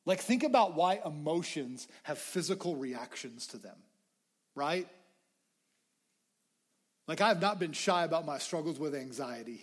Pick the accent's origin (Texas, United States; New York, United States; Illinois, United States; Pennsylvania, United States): Texas, United States; Lubbock; I grew up in Lubbock. I love Lubbock.